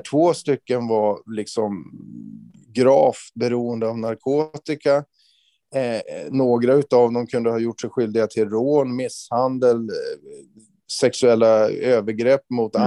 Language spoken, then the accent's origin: Swedish; inland Norrland, Sweden; Alltså jag växte upp i en otroligt trygg omgivning. Eh, Norrlands inland på 70-talet